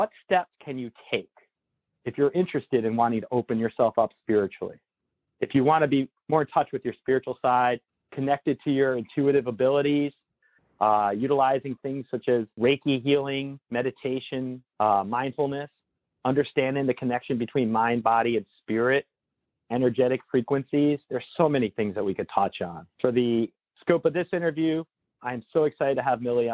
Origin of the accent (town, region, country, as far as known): Northern New Jersey, United States; born or raised there